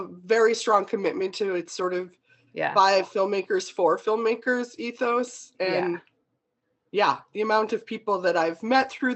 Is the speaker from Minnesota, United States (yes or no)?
yes; White Bear Lake, Minnesota, United States; moved away as an adult; also born or lived in Madison, Wisconsin / England; now in Los Angeles, United States; I'm born and raised in Minnesota